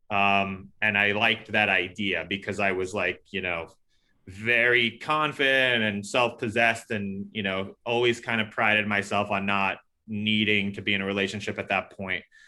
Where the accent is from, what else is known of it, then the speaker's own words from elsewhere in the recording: New York City, New York, United States; I grew up in New York City, but w, I grew up in Queens